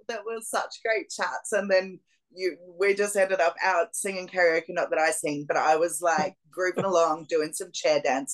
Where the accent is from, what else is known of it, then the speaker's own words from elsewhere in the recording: Melbourne, Victoria, Australia; moved away; Melbourne, which is my hometown in Australia